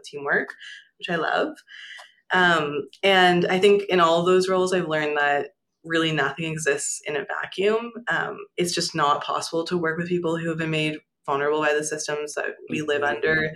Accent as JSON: {"language": "English", "area": "small island in Lake Ontario", "region": "rural Ontario", "country": "Canada", "tie": "born or raised there", "also_born_or_lived": "Toronto", "said": "I grew up in Ontario, so rural Ontario in a pretty small island off the coast of, I don't know if coast is the right word, but in Lake Ontario"}